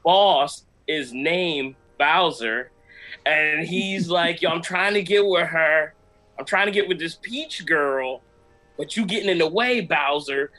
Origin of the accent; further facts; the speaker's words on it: Jamaica; moved away; being a Jamaican